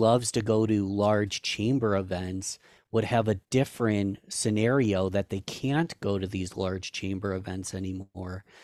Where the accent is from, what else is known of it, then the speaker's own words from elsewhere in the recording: Rochester, New York, United States; I was born and raised in Rochester